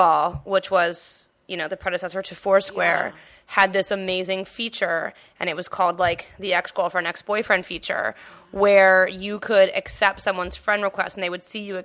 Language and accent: English; the South, United States; moved away; I grew up in the South